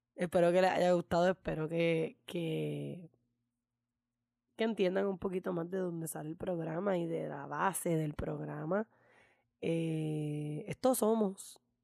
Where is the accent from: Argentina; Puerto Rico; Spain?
Puerto Rico; como puertorriqueña de este PR colonial